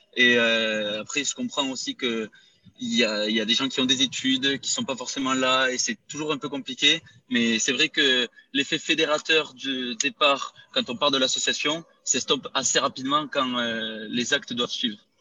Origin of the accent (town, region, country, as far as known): Rodez, Occitania, France; moved away as an adult; now in Spain